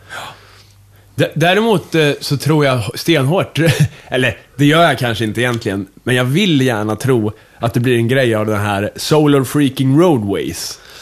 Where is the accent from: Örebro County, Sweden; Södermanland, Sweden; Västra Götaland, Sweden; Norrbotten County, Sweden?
Örebro County, Sweden; Kumla; moved away; hemma i Kumla